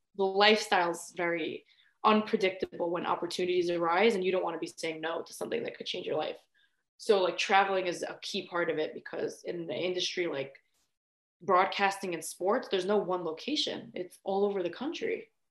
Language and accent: English; New York, United States; also born or lived in Florida; I'm from New York, but I'm in Florida a lot.